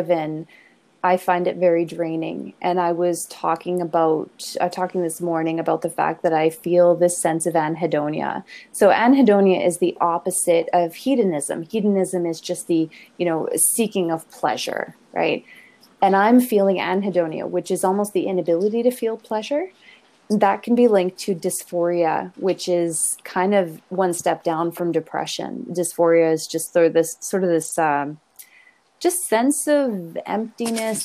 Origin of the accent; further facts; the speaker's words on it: Canada; we're very Canadian at this point